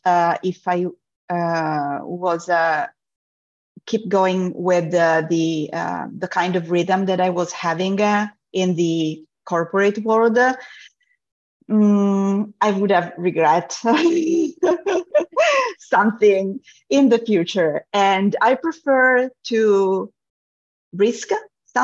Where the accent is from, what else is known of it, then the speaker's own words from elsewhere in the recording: Italy; moved away; also born or lived in Europe; I'm originally from Italy.